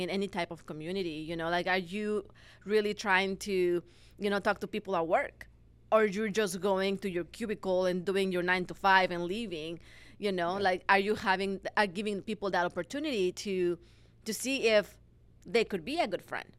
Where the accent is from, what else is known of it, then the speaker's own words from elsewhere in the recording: Mexico; moved away as an adult; now in United States; I was born and raised in Mexico. Mm-hmm. And after 22 years living in there, I moved to the States where I knew nobody.